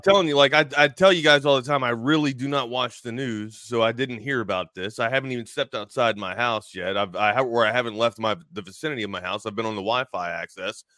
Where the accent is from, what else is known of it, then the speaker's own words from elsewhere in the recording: United States; I was born here, but apparently my lineage is from Norway